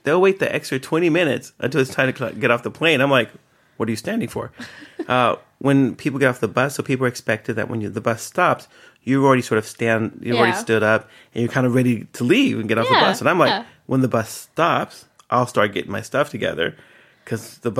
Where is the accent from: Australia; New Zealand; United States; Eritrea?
Eritrea; My therapist says that I have a very African sense of time. I was like, oh. Because I'm from Eritrea.